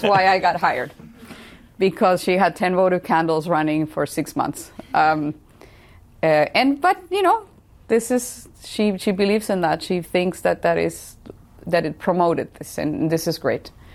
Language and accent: English; Tijuana, Baja California, Mexico; now in San Diego, United States; I grew up in Tijuana, so right across the border from San Diego.